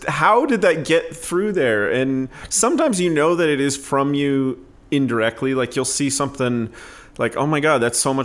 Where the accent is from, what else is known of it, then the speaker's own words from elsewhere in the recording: Claremont, California, United States; also born or lived in New Jersey / Altadena, California; I grew up in Claremont, California, which is just in LA County